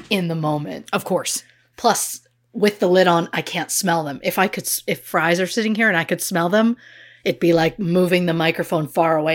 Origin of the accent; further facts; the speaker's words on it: Canada; moved away; We're Canadian.